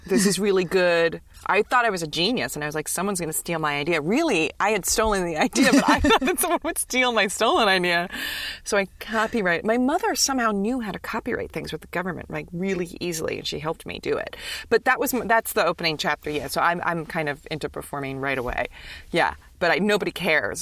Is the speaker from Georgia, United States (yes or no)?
no; New York City, New York, United States; I'm from New York City.